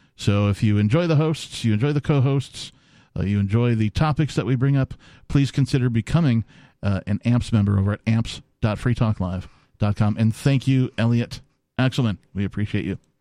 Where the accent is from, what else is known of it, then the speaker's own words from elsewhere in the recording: Wisconsin, United States; also born or lived in Minnesota / Seattle, Washington; now in New Hampshire, United States; I, you know, came out of Wisconsin